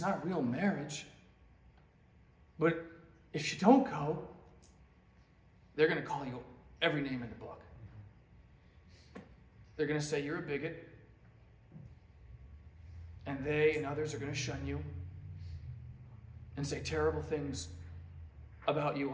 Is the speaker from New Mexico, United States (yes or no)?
no; Alaska, United States; now in Lynchburg, United States; I'm from Alaska